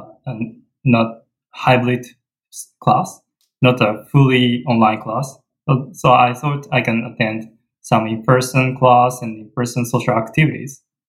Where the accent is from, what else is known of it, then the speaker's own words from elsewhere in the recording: Japan; moved away as an adult; now in Michigan, United States; I come from Japan